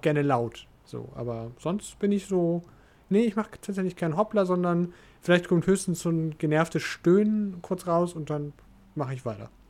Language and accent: German; Burg, Schleswig-Holstein, Germany; now in Tornesch, Germany; in Burg, in meinem alten Heimatdorf